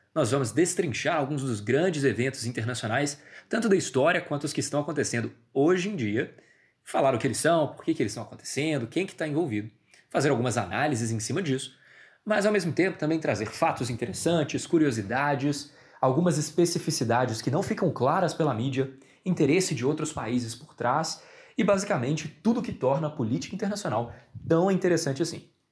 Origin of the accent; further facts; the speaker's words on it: Brazil; enquanto brasileiro